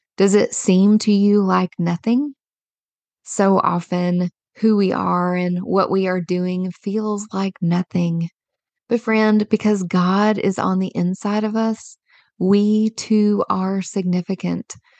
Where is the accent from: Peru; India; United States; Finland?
United States; Kentucky; I was born and raised in a small rural Kentucky town